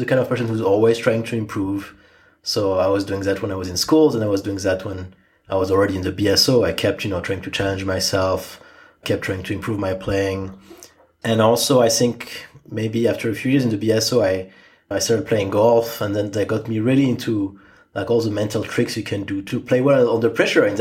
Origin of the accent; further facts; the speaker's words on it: Strasbourg, Grand Est, France; now in Boston, United States; my hometown orchestra, which was Strasbourg